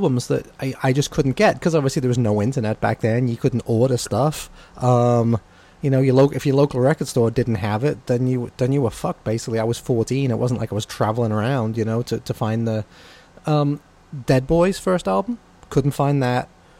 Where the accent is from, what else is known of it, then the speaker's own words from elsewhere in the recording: England, United Kingdom; I'm coming from England.